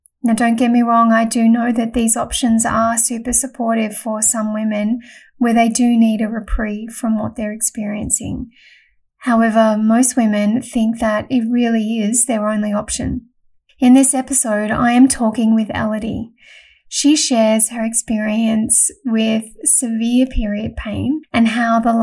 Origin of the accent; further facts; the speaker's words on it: Melbourne, Victoria, Australia; originally from Melbourne, so that's my hometown too